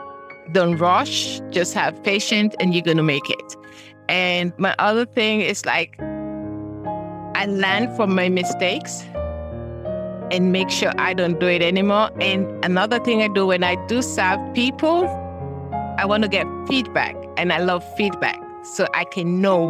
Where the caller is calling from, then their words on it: Burtonsville, Maryland, United States; I'm coming from Maryland, Buttonsville, Maryland.